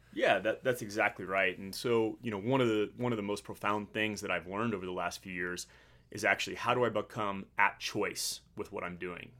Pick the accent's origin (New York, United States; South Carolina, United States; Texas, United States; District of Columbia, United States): Texas, United States; Midland; moved away as an adult; also born or lived in Annapolis, Maryland / Pensacola, Florida / Virginia Beach, Virginia / San Diego, California; I grew up in Midland, Texas, which is the oil and gas capital of the world